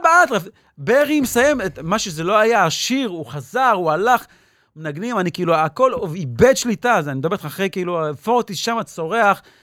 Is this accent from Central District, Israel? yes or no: yes; Petah Tikva, Central District, Israel; moved away as an adult; also born or lived in New York / Jerusalem; נולדתי וגדלתי בפתח תקווה